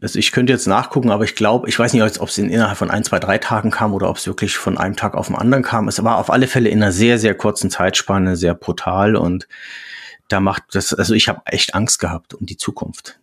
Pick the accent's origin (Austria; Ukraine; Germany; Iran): Germany; near Meissen, Saxony; now in Reinbek, Germany; komme ursprünglich aus der Nähe von Meißen, aus Sachsen, bin jetzt seit 25 Jahren im Norden